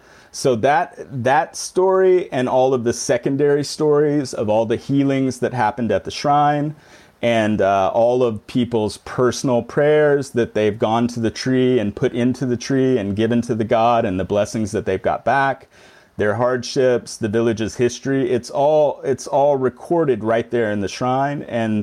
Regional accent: the South, United States; I grew up kind of disparaging Christians, in the South, growing up in the South and this ridiculous tradition and this type of thing.

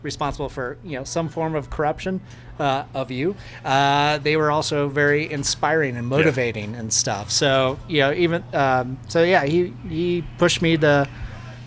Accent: Kersey, Colorado, United States; I grew up in Kersey, Colorado. And so that's a rural town

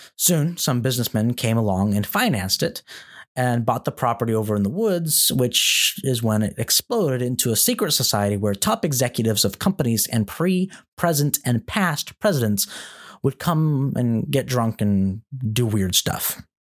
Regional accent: Antelope, California, United States; grew up in Antelope, California

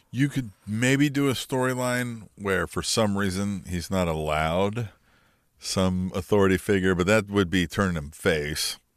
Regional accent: United States; We are American

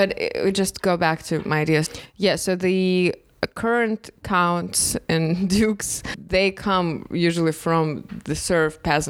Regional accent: Russia; when you have history lessons in Russia growing up

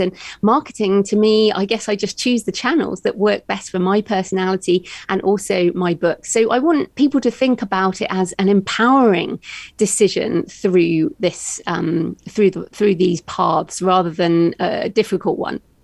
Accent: United Kingdom; accent: British; moved away as an adult; also born or lived in Australia; I'm British, as you can tell by my accent.

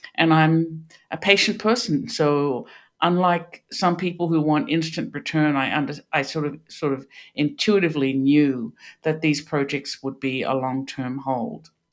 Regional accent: Australia; moved away as an adult; now in Pittsburgh, United States; you can hear this is not a Pittsburgh accent. I grew up in Australia

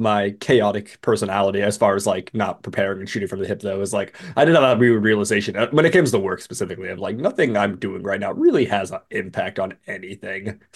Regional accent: West Coast, United States; growing up on the West Coast

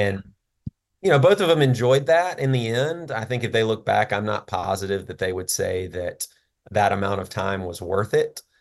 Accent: Jackson, Mississippi, United States; I, uh, was born and raised in Jackson, Mississippi

